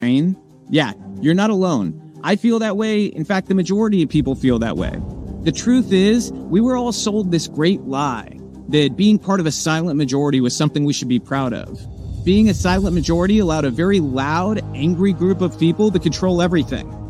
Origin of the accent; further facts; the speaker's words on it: United States; I grew up in America